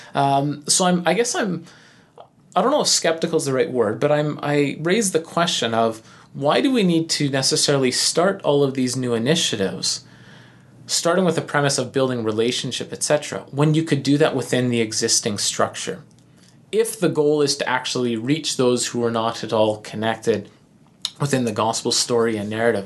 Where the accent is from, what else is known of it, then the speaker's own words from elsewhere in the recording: Canada; being the good, nice, polite Canadians that we are